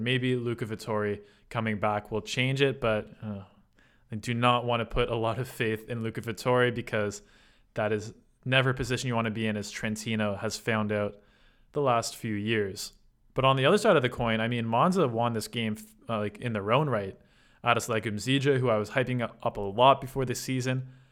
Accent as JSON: {"language": "English", "country": "Canada", "said": "You know me as a Canadian"}